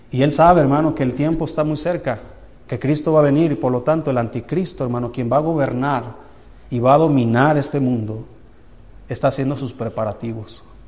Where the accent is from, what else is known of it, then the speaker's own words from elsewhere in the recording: Jalisco, Mexico; now in Anáhuac, Mexico; Allá donde yo soy en Jalisco